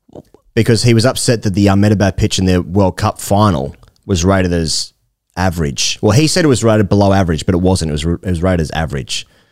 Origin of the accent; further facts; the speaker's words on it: Australia; as an Australian